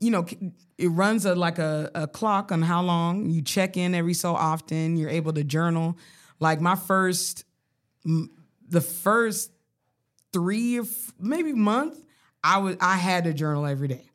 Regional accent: Colorado Springs, Colorado, United States; moved away; I grew up poor in Colorado

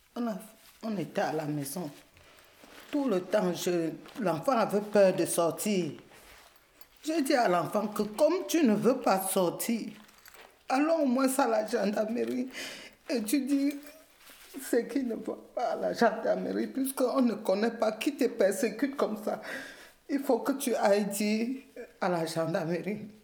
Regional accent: Cameroon; moved away as an adult; also born or lived in Edmonton, Canada; now in Montreal, Canada; je suis camerounaise

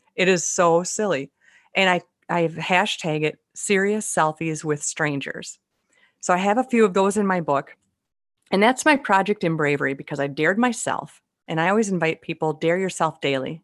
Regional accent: Minnesota, United States; they can figure out where I'm from by the way I speak. It's pretty obvious I'm from Minnesota

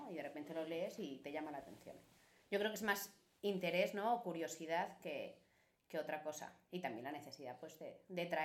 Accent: Galicia, Spain; soy de Galicia

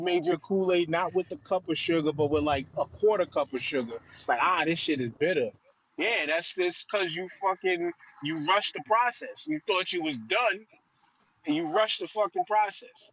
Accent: New York, United States; I'm from New York

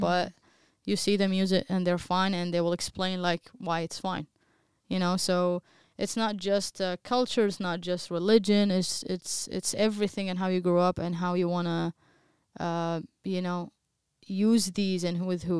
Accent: Baghdad, Baghdad Governorate, Iraq; English is a second language; moved away as an adult; now in United States; I'm from Baghdad, Iraq also, just like you guys. I live in, in the U S for a good ten years now or eleven years

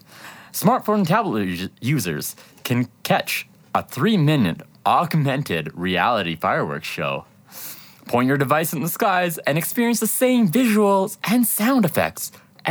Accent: Medicine Hat, Alberta, Canada; growing up in Medicine Hat

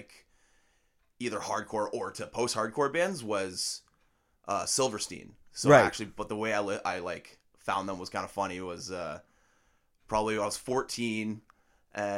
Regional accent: Georgetown, Ontario, Canada; I grew up in Georgetown. That's where I'm originally

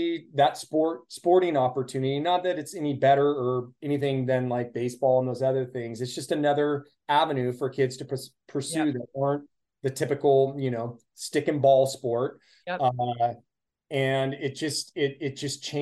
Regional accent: Petaluma, California, United States; here in my hometown of Petaluma

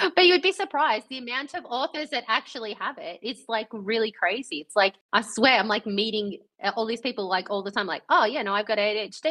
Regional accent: Australia; we're Australian

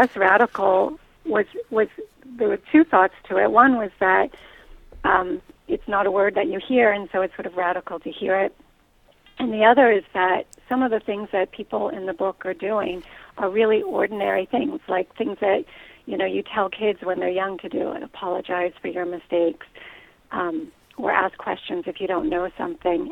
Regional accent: Pittsburgh, Pennsylvania, United States; now in Ann Arbor, United States; I grew up in Pittsburgh

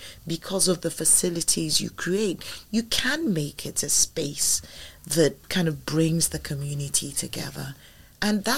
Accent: Ilishan-Remo, Ogun State, Nigeria; my hometown or my village, which is Ilishonremo, which is not a village. That's where Babcock University is.

